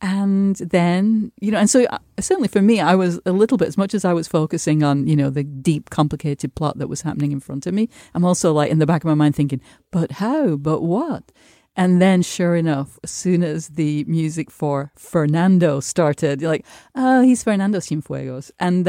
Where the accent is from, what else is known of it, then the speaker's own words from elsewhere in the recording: United Kingdom; I have to just as a Brit interlude say